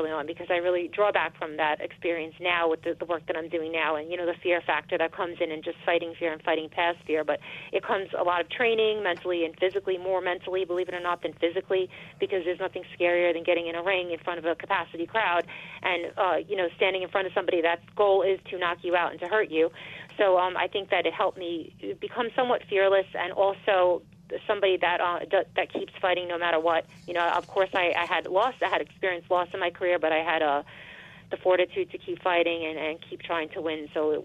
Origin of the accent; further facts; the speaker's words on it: Elmont, New York, United States; I got to run in my hometown, so I know everybody here